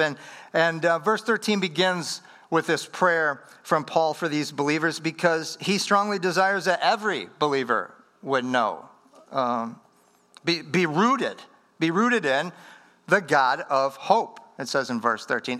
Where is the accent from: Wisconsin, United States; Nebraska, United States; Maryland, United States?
Wisconsin, United States; moved away; I'm from Wisconsin, up in the upper Midwest.